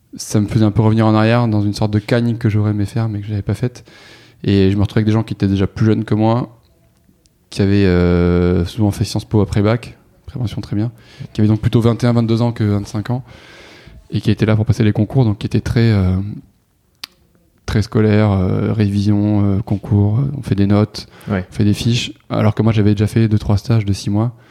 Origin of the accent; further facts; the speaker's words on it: Toulouse, Occitania, France; moved away as an adult; j'ai grandi dans le sud-ouest, à Toulouse